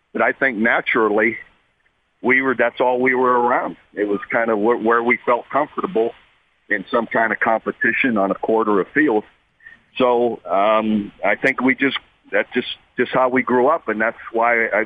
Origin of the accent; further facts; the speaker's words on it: Ohio, United States; moved away as an adult; also born or lived in Iowa; you go from a steel mill town growing up in Ohio to out to the Midwest to Iowa